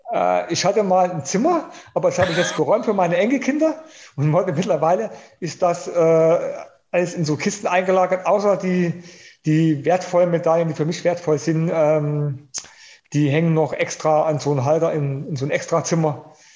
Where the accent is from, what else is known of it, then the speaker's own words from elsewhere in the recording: Germany; hier in, bei uns in Deutschland